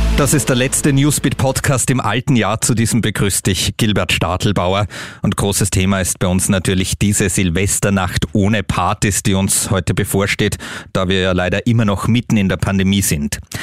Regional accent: Austria; Bei uns in Österreich

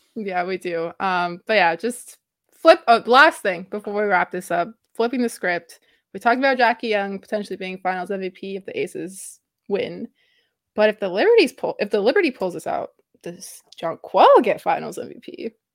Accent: Toronto, Ontario, Canada; I am from Toronto, Canada, I am Canadian

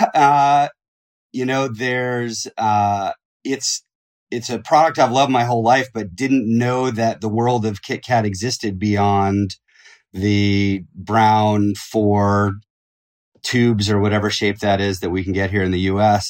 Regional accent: Eugene, Oregon, United States; I grew up in Eugene, Oregon

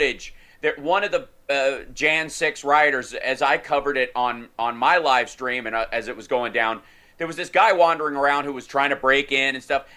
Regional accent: Kentucky, United States; Growing up in Kentucky

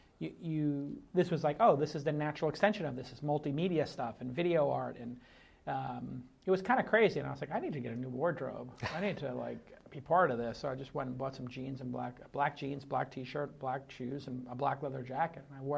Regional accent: Brooklyn, New York, United States; And I was a kid from Brooklyn, and I was still living in Brooklyn at the time

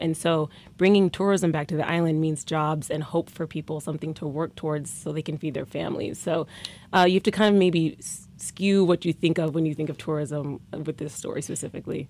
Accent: Omaha, Nebraska, United States; I'm from Omaha, Nebraska

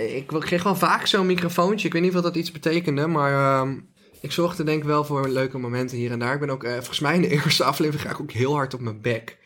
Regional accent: Drunen, North Brabant, Netherlands; het dorp waar ik vandaan kom met Drunen.

